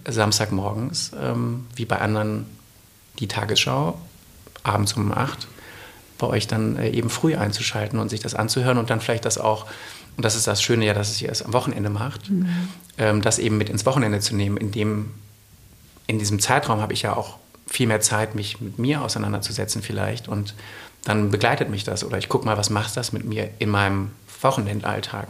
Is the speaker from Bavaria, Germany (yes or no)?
no; Essen, North Rhine-Westphalia, Germany; moved away as an adult; now in Munich, Germany; ich komme ursprünglich aus Essen und bin seit vier Jahren in München